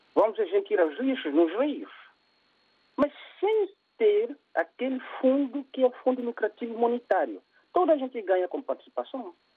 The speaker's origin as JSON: {"language": "Portuguese", "country": "São Tomé & Príncipe", "said": "eu sou de São Tomé"}